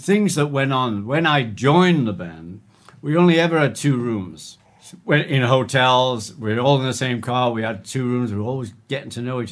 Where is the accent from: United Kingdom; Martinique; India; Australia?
United Kingdom; Liverpool, North West England; We're from Liverpool